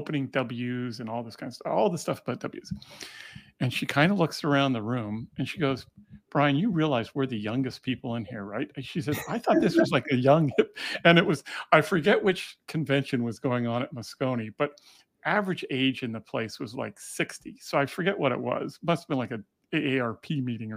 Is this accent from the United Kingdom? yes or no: no; Canada; being Canadian